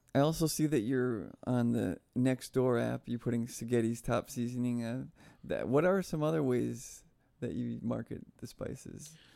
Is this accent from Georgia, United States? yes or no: no; New York, United States; moved away; I'm from New York